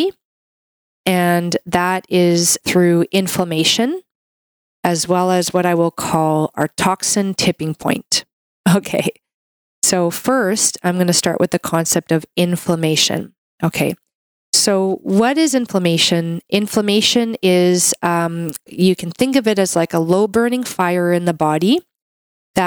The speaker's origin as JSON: {"language": "English", "country": "Canada", "said": "I'm a Canadian medical doctor"}